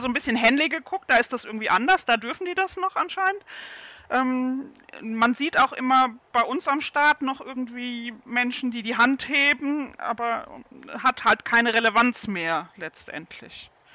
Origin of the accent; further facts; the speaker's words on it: Baden-Württemberg, Germany; bei uns in Baden-Württemberg